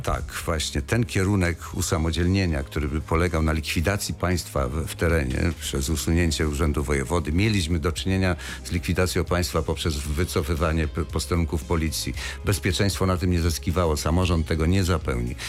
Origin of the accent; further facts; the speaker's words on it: Wrocław, Lower Silesian Voivodeship, Poland; jako wrocławianin